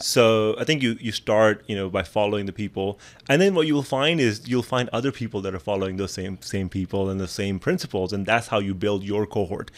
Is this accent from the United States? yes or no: no; Pakistan; moved away; I come from Pakistan